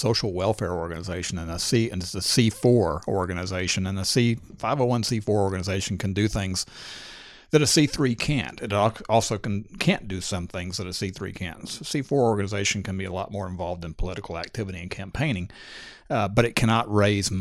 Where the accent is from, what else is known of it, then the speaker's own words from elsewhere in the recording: Texas, United States; I grew up hunting deer in Texas